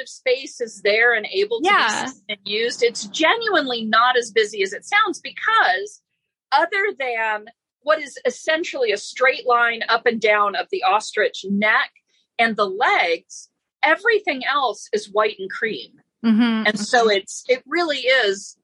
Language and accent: English; Florida, United States; I grew up in Florida